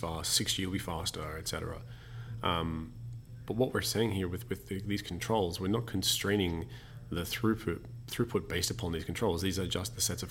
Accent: Australia; now in Germany; as the Australian living in Germany

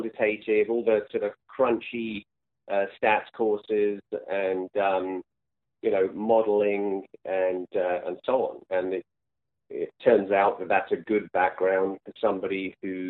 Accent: England, United Kingdom; moved away; also born or lived in France / Italy; I grew up in England, went to school there

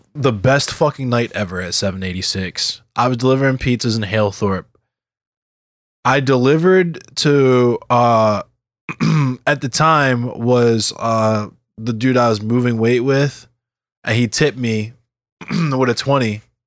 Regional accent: Baltimore County, Maryland, United States; I'm from Beemore County

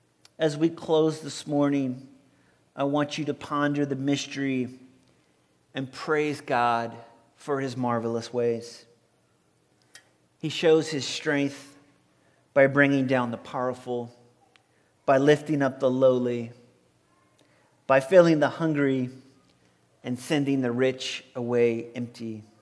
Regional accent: Violet, Louisiana, United States; born or raised there; moved away

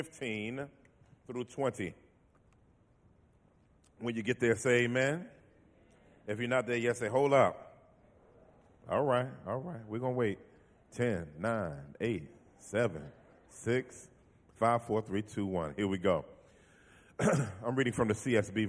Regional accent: Washington, District of Columbia, United States; now in Philadelphia, United States; I am originally from Washington, D.C., I live in Philly now

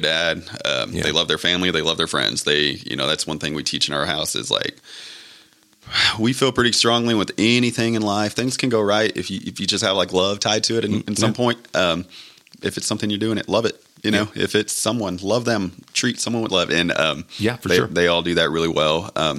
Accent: Levelland, Texas, United States; also born or lived in Lubbock, Texas / Frenship, Texas; I grew up in Lubbock. I was born in Leveland. Lived in Leveland until junior high.

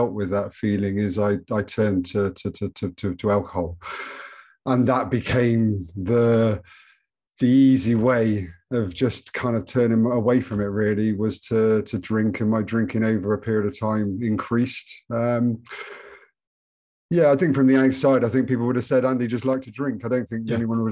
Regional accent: Bristol, South West England, United Kingdom; moved away as an adult; now in Spain; I'm from Bristol originally.

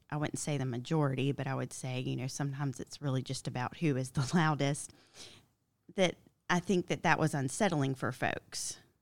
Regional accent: Milledgeville, Georgia, United States; I grew up in Milledgeville, Georgia, where Baptist is different.

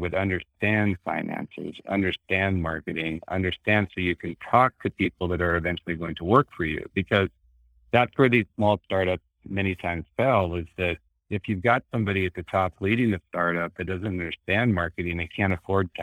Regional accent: North Dakota, United States; moved away; I grew up in North Dakota, blue collar family, came out here by myself and kind of made it on my own

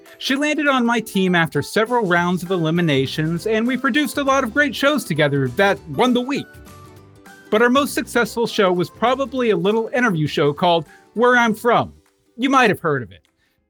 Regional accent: West Virginia, United States; The house I grew up in West Virginia had walls like that too

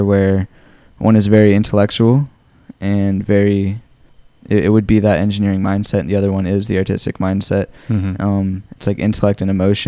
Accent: Phoenix, Arizona, United States; also born or lived in Mesa, Arizona; I've lived here in Phoenix, Arizona my whole life. I was born in Mesa

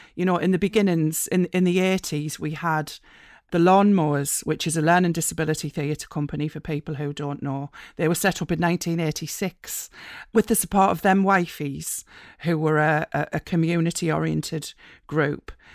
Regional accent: East Durham coalfield, North East England, United Kingdom; moved away as an adult; also born or lived in Republic of Ireland; I grew up in the East Durham coalfield

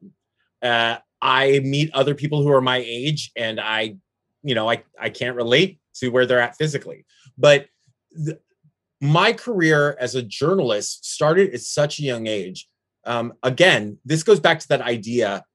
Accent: Florida, United States; moved away as an adult; now in San Francisco, United States; my hometown area in Florida

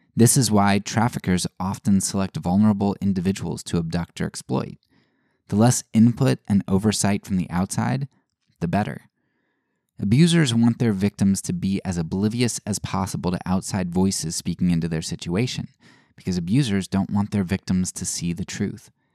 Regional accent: United States; growing up in the United States

